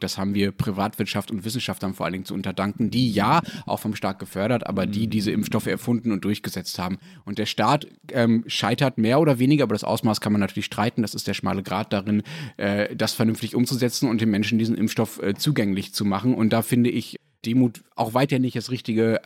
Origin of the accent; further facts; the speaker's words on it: Germany; wir Deutschen